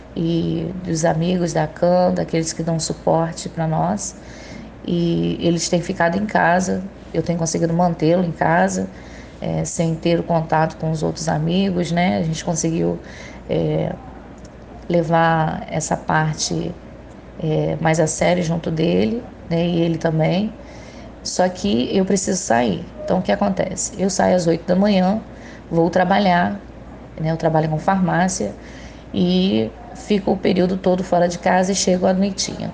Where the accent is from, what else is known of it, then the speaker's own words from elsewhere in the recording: Itaguaí, Rio de Janeiro, Brazil; eu sou de Itaguaí, Rio de Janeiro